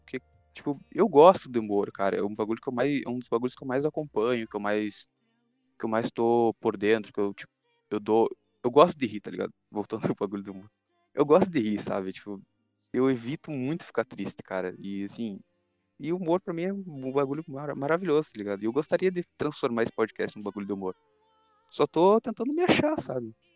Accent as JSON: {"language": "Portuguese", "region": "Rio Grande do Sul", "country": "Brazil", "said": "Gaúcho, gaúcho mesmo, cara, gaúcho mesmo."}